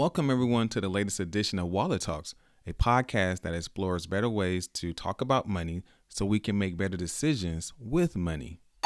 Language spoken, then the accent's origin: English; Chicago, Illinois, United States; moved away as an adult; I'm a kid from Chicago, but I was raised in Chicago, Southside, eighty-fifth King Drive